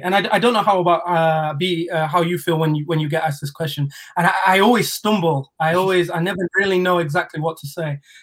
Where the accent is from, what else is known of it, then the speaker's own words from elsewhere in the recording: Sheffield, Yorkshire and the Humber, United Kingdom; Sheffield, that's my home